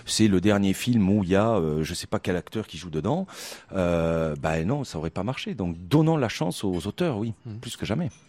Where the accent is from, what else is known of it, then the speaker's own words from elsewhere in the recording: Toulouse, Occitania, France; moved away; also born or lived in Poland; je suis toulousain